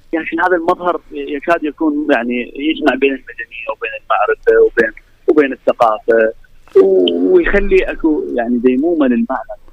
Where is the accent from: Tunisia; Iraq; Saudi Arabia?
Iraq; عندنا في العراق